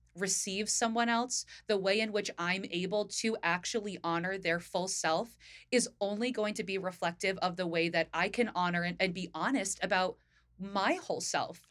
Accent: Northern New Jersey, United States; now in Philadelphia, United States; I grew up in Northern Jersey.

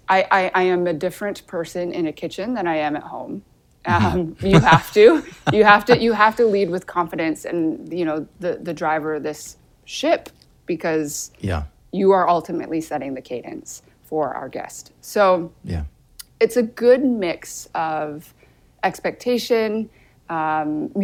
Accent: Grand Rapids, Michigan, United States; also born or lived in Seoul, South Korea; Grand Rapids, where I grew up for 18 years of my life.

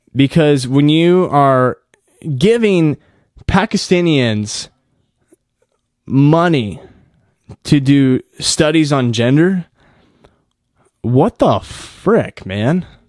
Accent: United States; us as American citizens

